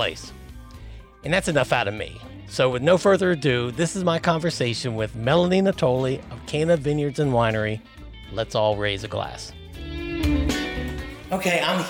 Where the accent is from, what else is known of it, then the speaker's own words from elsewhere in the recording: Washington, District of Columbia, United States; now in Maryland, United States; my hometown of Northeast Washington, D.C.